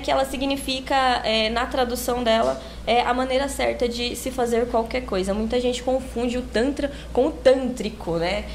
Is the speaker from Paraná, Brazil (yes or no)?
no; São Paulo, Brazil; eu nasci, fui nascida e criada lá em São Miguel Paulista